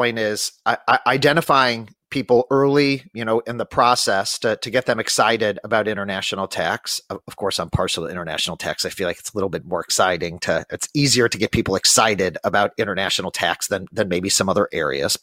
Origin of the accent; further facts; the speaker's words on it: St. Louis, Missouri, United States; I'm from St. Louis